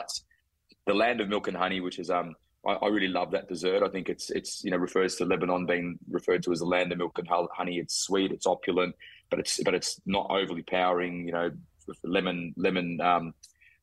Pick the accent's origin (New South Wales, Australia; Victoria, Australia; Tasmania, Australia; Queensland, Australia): Victoria, Australia; Melbourne; I'm Australian and I'm proud to be Australian, and I'm proud to be a Melbournian